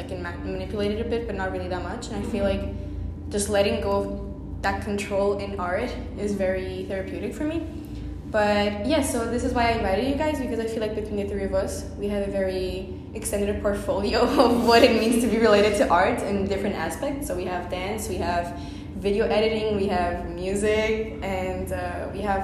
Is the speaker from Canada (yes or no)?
no; Portugal; I was born in Portugal